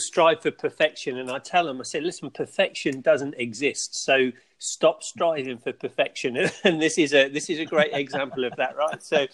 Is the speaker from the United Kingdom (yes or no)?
yes; England, United Kingdom; moved away as an adult; now in Florida, United States; grew up in England